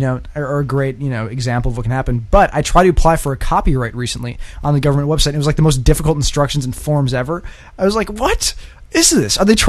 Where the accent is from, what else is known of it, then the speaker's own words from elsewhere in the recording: Illinois, United States; I'm from Illinois